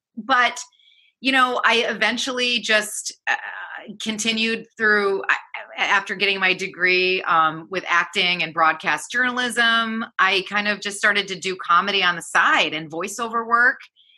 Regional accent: Michigan, United States; learning the American Standard English, and the first day that I went, it was like … I'm from Michigan, and I'm really excited to be here.

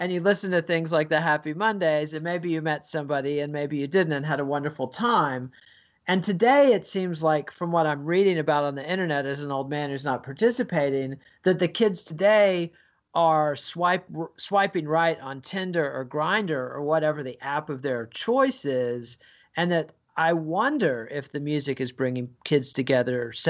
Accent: United Kingdom; as a Brit, you're more focused on England than most American historians

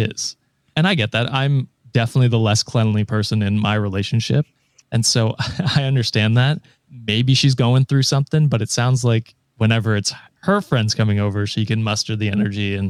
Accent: Canada

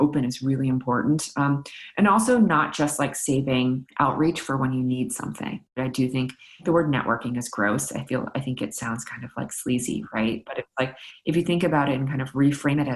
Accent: New York City, New York, United States; I grew up in New York City

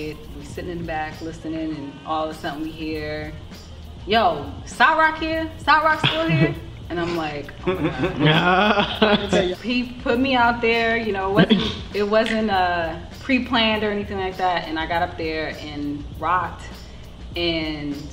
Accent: Washington, District of Columbia, United States; my experience growing up in Southeast DC

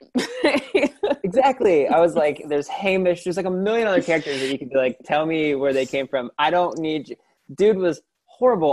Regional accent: Lorain, Ohio, United States; I grew up in Toni Morrison's hometown of Lorain, Ohio

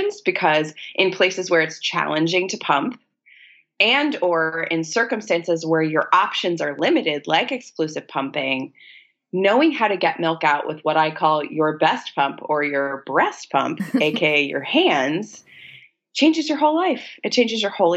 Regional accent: a small city in Virginia, United States; moved away as an adult; now in New York City, United States; my hometown in a small city in Virginia

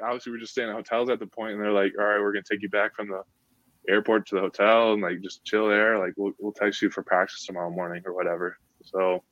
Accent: Cleveland, Ohio, United States; moved away; also born or lived in Grand Rapids, Michigan; I'm from Cleveland.

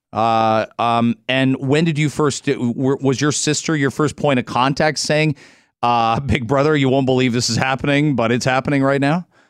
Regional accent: Canada; given we live in a country where we, we sort of feel like we're a little bit of both, Canada's unique that way.

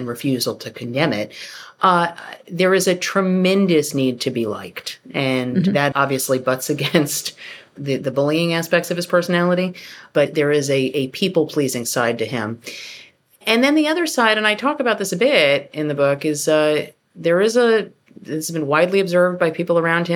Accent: New York, United States; I'm from New York and I worked at tabloids

